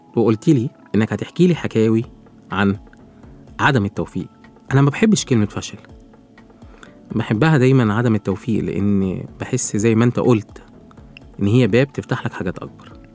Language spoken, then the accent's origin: Arabic; Egypt; نفخر إن إحنا كمصريين